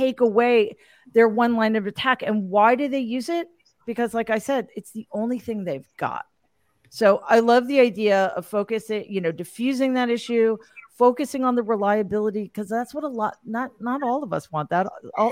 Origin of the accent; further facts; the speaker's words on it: New York City, New York, United States; in my hometown, New York City